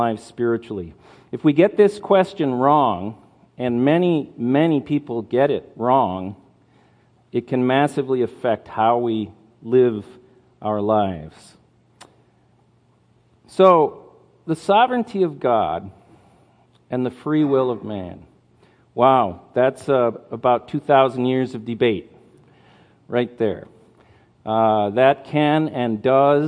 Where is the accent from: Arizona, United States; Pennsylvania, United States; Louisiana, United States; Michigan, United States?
Michigan, United States; Marquette; moved away as an adult; now in Kenya; I grew up here in Marquette, went to school in Marquette, and then have been for the last 21 years in Kenya, East Africa